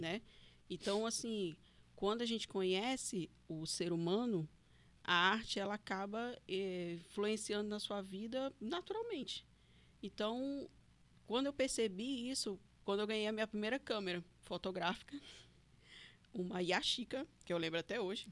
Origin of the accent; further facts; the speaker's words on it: Fortaleza, Ceará, Brazil; also born or lived in Paracuru, Ceará; now in Porto Velho, Brazil; nasci no hospital de guarnição ali, na beira do rio mesmo, no barranco, e fui criada no Nordeste, né? Fui criada em Fortaleza, uhum. no Ceará